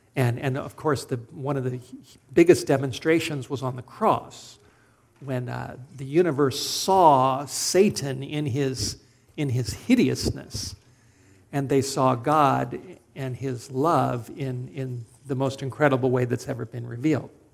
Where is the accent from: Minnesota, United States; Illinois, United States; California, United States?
California, United States; Los Angeles; I grew up in Studio City, North Hollywood, in Southern California